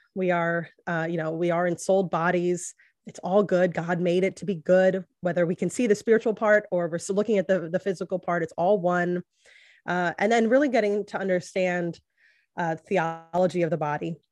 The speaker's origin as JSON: {"language": "English", "region": "the Bible Belt", "country": "United States", "tie": "born or raised there", "said": "I grew up in the Bible Belt"}